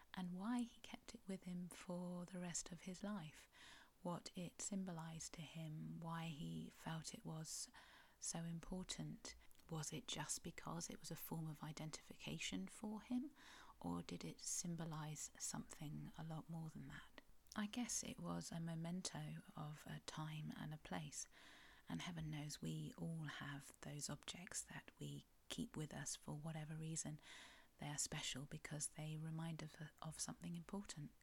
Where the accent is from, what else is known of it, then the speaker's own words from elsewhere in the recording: Cornwall, South West England, United Kingdom; I'm a Cornish writer